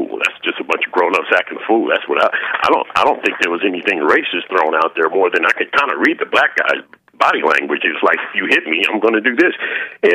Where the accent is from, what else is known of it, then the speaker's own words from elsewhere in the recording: San Francisco, California, United States; moved away; I'm from San Francisco. I don't live there anymore